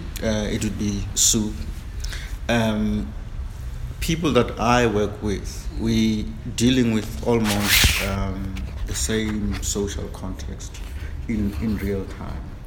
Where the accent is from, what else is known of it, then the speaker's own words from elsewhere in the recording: South Africa; I'm a South African.